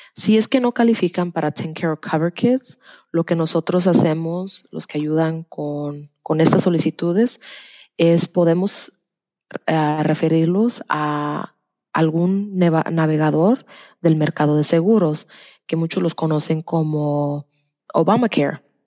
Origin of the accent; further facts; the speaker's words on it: Tennessee, United States; also born or lived in Degollado, Jalisco, Mexico / Knoxville, Tennessee / Orlando, Florida; Me vine a los dos años a los Estados Unidos y desde que estoy chica he vivido en Tennessee